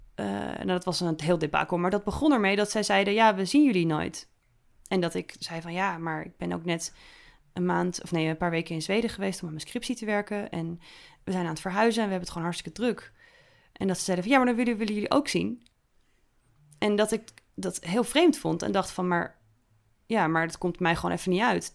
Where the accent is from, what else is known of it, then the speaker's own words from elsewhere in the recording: Netherlands; als een echte Nederlander